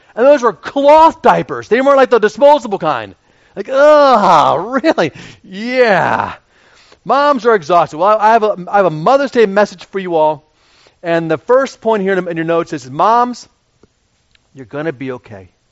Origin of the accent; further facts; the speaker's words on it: Radnor, Pennsylvania, United States; I grew up in Radnor and went to Radnor High School